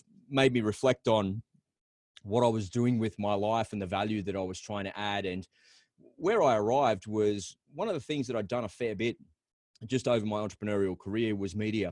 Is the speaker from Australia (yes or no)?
yes; Australia; accent: Aussie; It's my Aussie accent